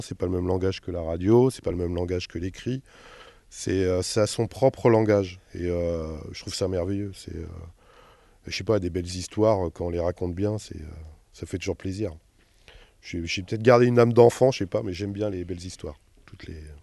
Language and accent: French; Jura, Bourgogne-Franche-Comté, France; moved away; moi je suis pas du tout du coin, là je suis du Jura